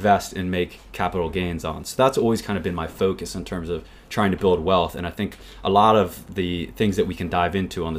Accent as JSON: {"language": "English", "country": "United States", "tie": "born or raised there", "said": "growing up in the US"}